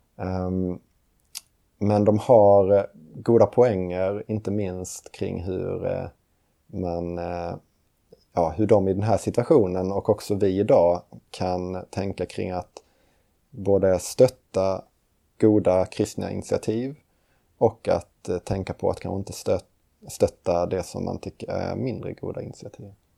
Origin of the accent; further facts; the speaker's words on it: Lund, Skåne, Sweden; moved away as an adult; now in Uppsala, Sweden; Och jag kommer från Lund Skåne. Och eh, flyttade hit till Uppsala för att läsa teologi på Johannelund.